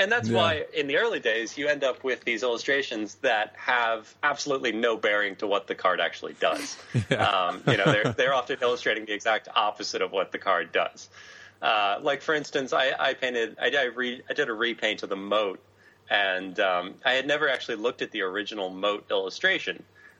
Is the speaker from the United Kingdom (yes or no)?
no; Australia; as an Australian, my girlfriend got instant visa there and it's super easy for me to get a year long visa.